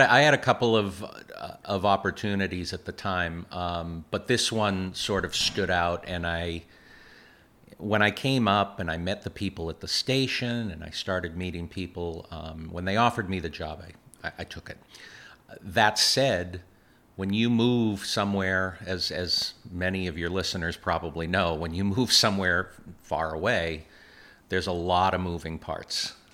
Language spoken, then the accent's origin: English; Boston, Massachusetts, United States; moved away as an adult; also born or lived in Montana / California; now in Plattsburgh, United States; I grew up in Boston from the time I was a year old